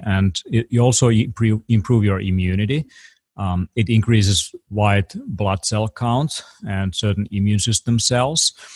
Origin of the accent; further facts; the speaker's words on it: Finland; I come from Europe